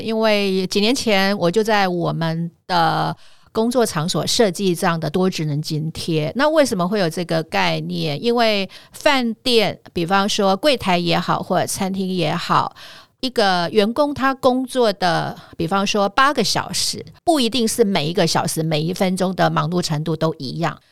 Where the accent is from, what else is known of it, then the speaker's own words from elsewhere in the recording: Tainan, Taiwan; also born or lived in Kaohsiung; 因为我，我本身是台南人